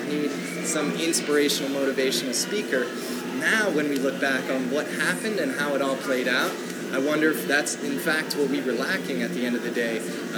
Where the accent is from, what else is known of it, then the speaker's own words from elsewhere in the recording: Tokyo, Japan; born there; I was born in Tokyo.